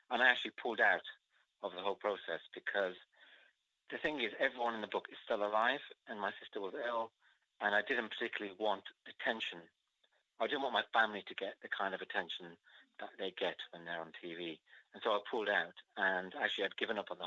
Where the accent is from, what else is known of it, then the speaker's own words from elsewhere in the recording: Wolverhampton, West Midlands, United Kingdom; my life growing up in Wolverhampton